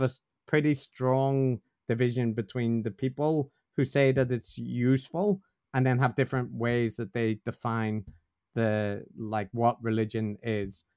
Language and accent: English; Northern Ireland, United Kingdom; I'm from Northern Ireland, which is probably self-evident from the way I talk